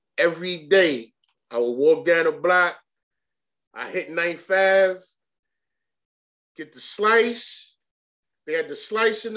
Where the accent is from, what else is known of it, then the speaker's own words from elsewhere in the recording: New York City, New York, United States; Born and raised in Bed-Stuy, live in Bed-Stuy